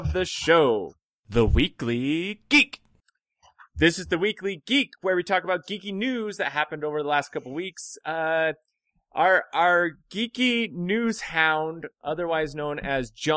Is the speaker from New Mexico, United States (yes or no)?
yes; Hobbs, New Mexico, United States; we're from Hobbs, New Mexico.